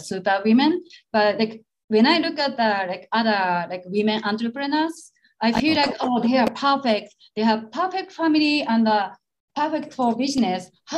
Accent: Shiga, Japan; English is a second language; now in Tokyo, Japan; I was raised by my grandparents, especially my grandma. But I'm from Shiga

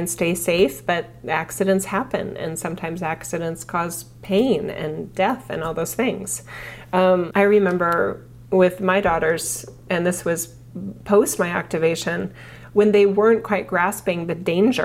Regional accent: United States; as an American

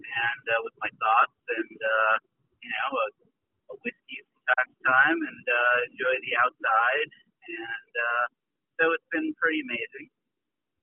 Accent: St. Paul, Minnesota, United States; also born or lived in Lawrence, Kansas / Brooklyn, New York; now in Catskills, United States; I'm originally from St. Paul, Minnesota

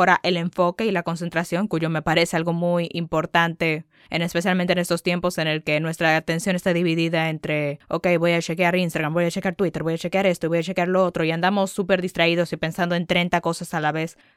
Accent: Dominican Republic; sí, soy dominicana, pero obviamente no hablo como una dominicana

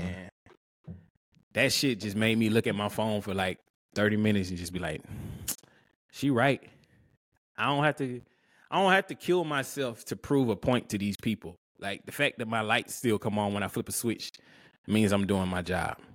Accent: Alabama, United States; I'm from Alabama

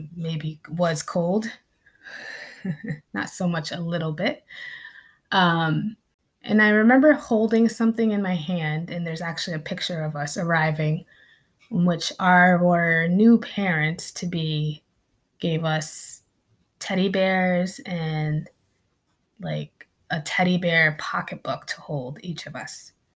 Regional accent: Connecticut, United States; also born or lived in Philippines; I grew up in New England, in Connecticut.

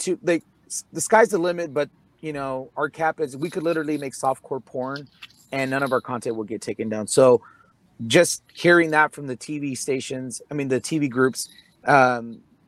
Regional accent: San Antonio, Texas, United States; I grew up on the West Side

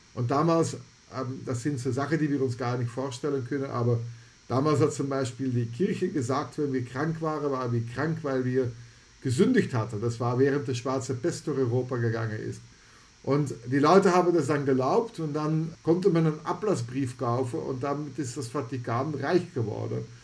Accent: Antwerp, Flanders, Belgium; German is a second language; moved away; Ich komme ursprünglich aus Antwerpen, das liegt in Belgien

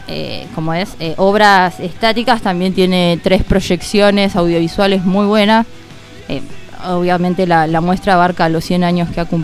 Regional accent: Río Grande, Tierra del Fuego, Argentina; born or raised there

